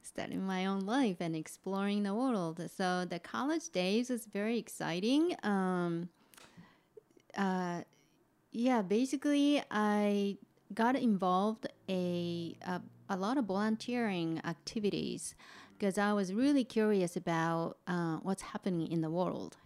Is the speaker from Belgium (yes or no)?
no; Kofu, Yamanashi, Japan; English is a second language; moved away as an adult; I'm a Japanese native. I was born and raised in Japan, uh, lived until late twenties. So, yeah, um, uh, so I'm from, uh, the town of Kofu